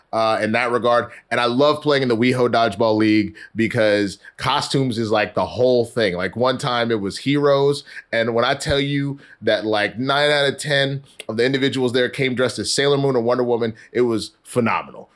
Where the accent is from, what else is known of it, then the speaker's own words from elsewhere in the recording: Texas, United States; I'm from Texas.